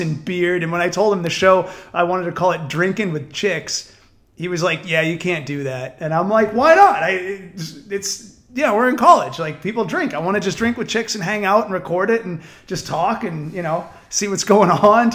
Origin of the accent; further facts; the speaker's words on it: New Hampshire, United States; I grew up in New Hampshire